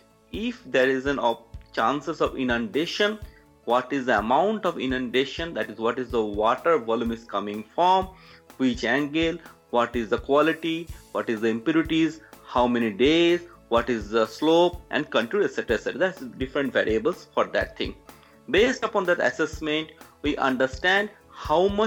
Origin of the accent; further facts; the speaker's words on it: West Bengal, India; now in Gujarat, India; I was born in Bengal, adjacent to Bangladesh, and currently I am headquartered in Gujarat, bordering Pakistan